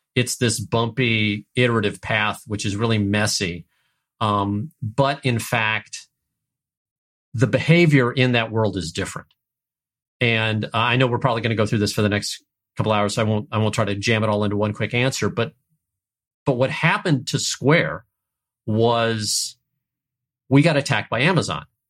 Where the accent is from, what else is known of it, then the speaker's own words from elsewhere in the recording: St. Louis, Missouri, United States; I grew up in Saint Louis, Missouri